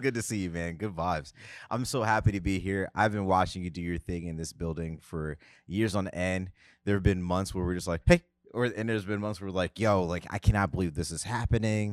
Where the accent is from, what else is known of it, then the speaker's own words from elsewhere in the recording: United States; moved away as an adult; also born or lived in Tennessee; I am from New Jersey slash New York.